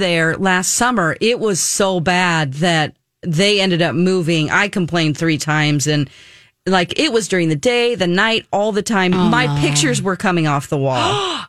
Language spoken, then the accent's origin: English; Southern California, United States; moved away; we're from Southern California originally, so all my cousins live out there, aunts and uncles.